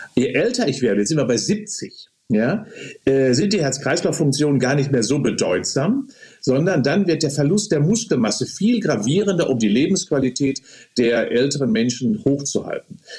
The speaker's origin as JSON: {"language": "German", "country": "Germany", "said": "bei uns in Deutschland"}